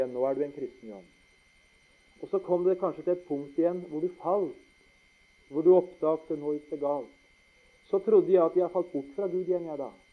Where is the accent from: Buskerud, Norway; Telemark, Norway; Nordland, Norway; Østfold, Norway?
Telemark, Norway; Notodden; Vi skjønte ikke hjemme på Notodden at pappa skulle bli vekk så tidlig. Jeg var 15